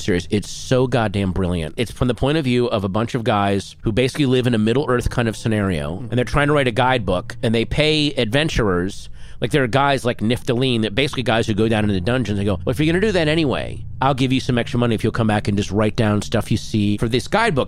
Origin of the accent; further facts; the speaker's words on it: Virginia, United States; growing up in Virginia, there were those kind of lake recreation areas